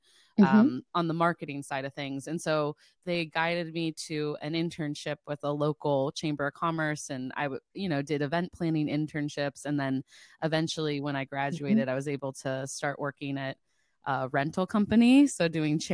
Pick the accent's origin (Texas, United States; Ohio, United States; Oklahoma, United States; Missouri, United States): Ohio, United States; Cincinnati; now in Boston, United States; I grew up in Cincinnati, Ohio